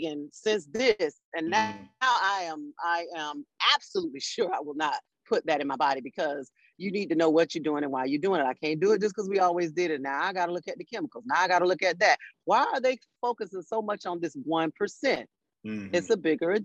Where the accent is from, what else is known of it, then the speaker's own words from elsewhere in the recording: Florida, United States; I'm from Florida